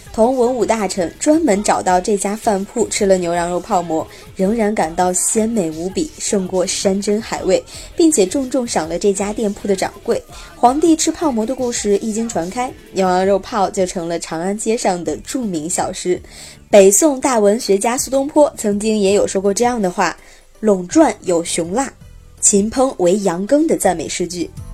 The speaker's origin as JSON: {"language": "Chinese", "town": "Xi'an", "region": "Shaanxi", "country": "China", "tie": "born or raised there", "said": "我的家乡陕西西安"}